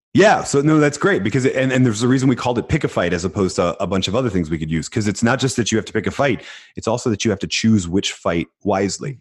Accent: Philadelphia, Pennsylvania, United States; I was born in Philadelphia and we're like the city of underdogs

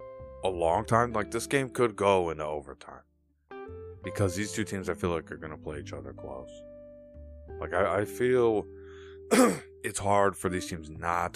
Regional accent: Chicago, Illinois, United States; born or raised there

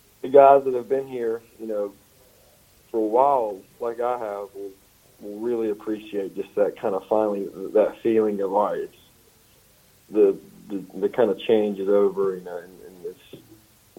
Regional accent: Pearl, Mississippi, United States; Pearl, my hometown. You know, just growing up in that environment all the time

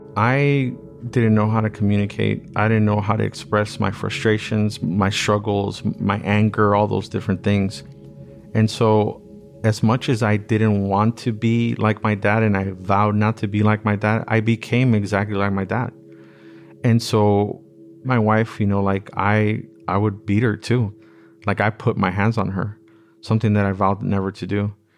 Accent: Los Angeles, California, United States; I grew up in Watts

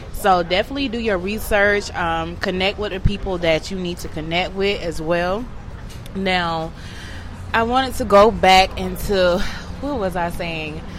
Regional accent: Atlanta, Georgia, United States; I'm from Atlanta. I'm from Bankhead

